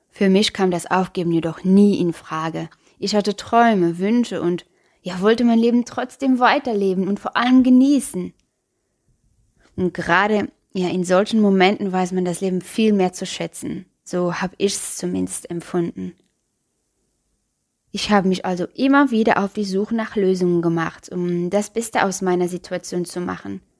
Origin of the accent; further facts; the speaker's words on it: Luxembourg; ich bin … und ja, ich komme aus Luxemburg, falls du dich vielleicht schon über meinen Akzent gewundert hast.